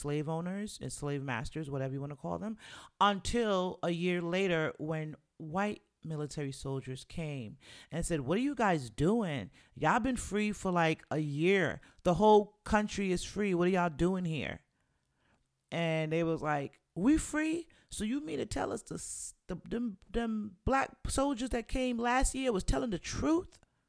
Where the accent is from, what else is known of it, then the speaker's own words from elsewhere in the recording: Jamaica; the more proud I am of being black, being Jamaican, and just being the black woman that I am